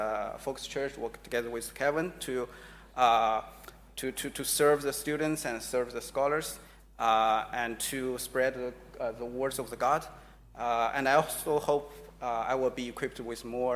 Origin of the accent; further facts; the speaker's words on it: China; moved away as an adult; also born or lived in United States; now in Sydney, Australia; I was born in China